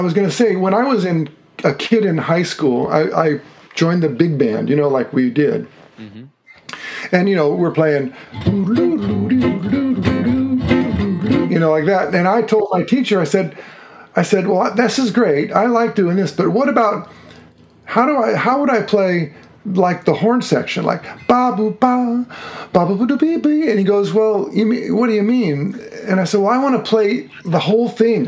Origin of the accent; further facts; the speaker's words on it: Woodland, California, United States; moved away as an adult; also born or lived in Los Angeles, California / Seattle, Washington; now in Tacoma, United States; I grew up in a little town called Woodland, which is an agricultural town near Sacramento